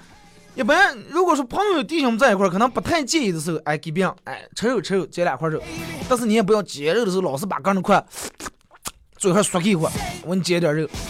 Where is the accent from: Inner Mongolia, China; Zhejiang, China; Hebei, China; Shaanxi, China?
Inner Mongolia, China; accent: Hetao dialect; 我说河套方言，其实根本不是河套方言，河套地方军大了，最多的算八门话、八门方言。